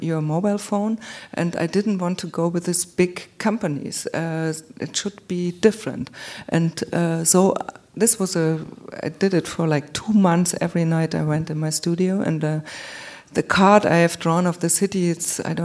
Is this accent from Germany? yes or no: yes; Munich, Bavaria, Germany; I was born in Munich